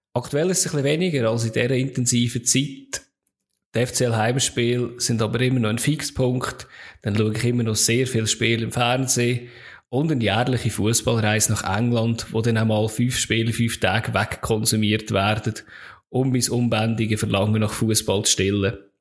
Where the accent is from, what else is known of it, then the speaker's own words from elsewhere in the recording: Lucerne, Switzerland; Ich bin in Luzern geboren, da aufgewachsen und lebe immer noch